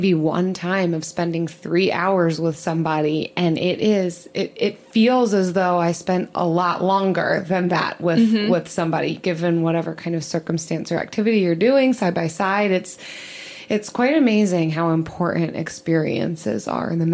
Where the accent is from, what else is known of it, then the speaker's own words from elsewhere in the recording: outside Philadelphia, Pennsylvania, United States; growing up outside Philly